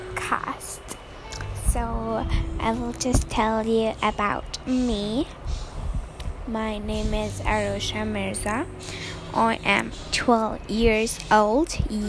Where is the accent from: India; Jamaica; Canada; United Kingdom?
India; also born or lived in Surat, Gujarat; I am in India. Yeah, I am an Indian.